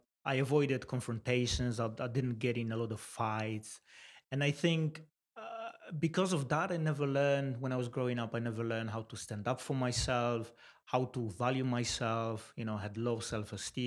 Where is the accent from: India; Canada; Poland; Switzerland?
Poland; moved away as an adult; now in Swindon, United Kingdom; I was born in Poland 34 years ago, and I moved to UK about 12 years ago, 2007